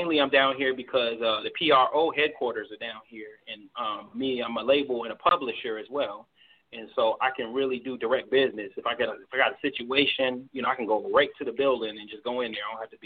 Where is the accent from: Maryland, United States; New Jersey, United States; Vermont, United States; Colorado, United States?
Maryland, United States; Baltimore; moved away as an adult; now in Nashville, United States; I moved here from Baltimore because, you know, I'm a Baltimore native. I'm a Baltimore original. That's where I'm from